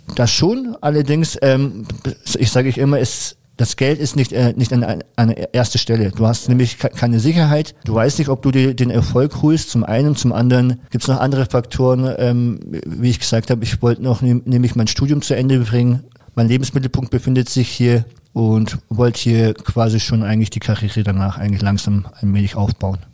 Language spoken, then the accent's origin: German; Nuremberg, Bavaria, Germany; ich komme auch aus Nürnberg